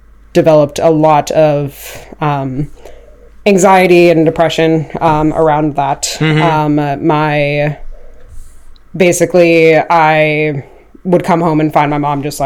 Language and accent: English; Bridgeport, West Virginia, United States; moved away as an adult; also born or lived in Lost Creek, West Virginia; now in Maryland, United States; I'm originally from Bridgeport. I lived in Lost Creek for a while. It's about 40 minutes south of Morgantown